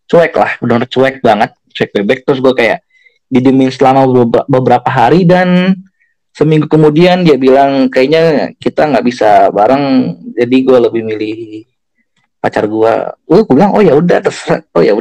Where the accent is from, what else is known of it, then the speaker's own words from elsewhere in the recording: Jakarta, Indonesia; dia orang Solo orang dia orang Solo gue orang Jakarta nih